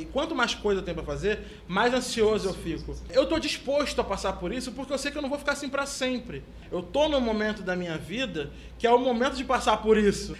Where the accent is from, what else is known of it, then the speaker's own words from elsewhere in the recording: Rio de Janeiro, Brazil; eu sou carioca, porque eu sou professor de duas universidades aqui no Rio